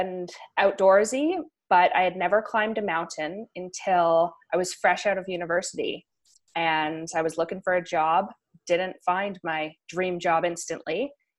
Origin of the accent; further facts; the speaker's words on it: Vancouver, British Columbia, Canada; moved away; also born or lived in Colorado; I grew up in Vancouver, British Columbia, and I was always surrounded by the mountains.